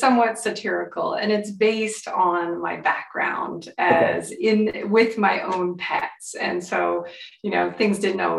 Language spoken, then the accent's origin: English; California, United States; I'm from California